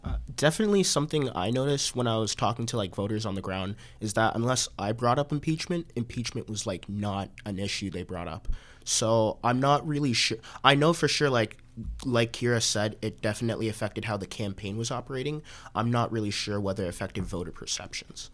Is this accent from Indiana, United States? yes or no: no; Texas, United States; moved away as an adult; now in Washington, D.C., United States; I'm a Texan